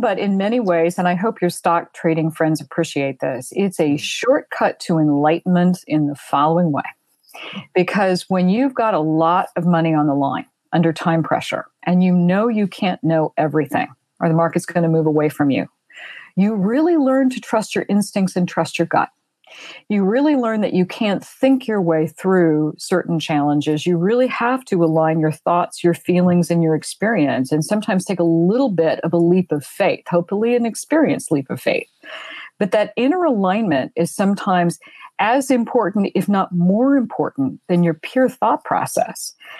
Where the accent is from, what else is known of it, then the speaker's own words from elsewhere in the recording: Fort Worth, Texas, United States; moved away as an adult; also born or lived in London; I was raised in Fort Worth, Texas. I was raised in a military family as an only child.